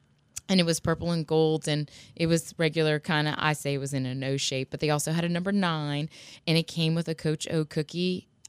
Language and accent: English; Houma, Louisiana, United States; Growing up in Houma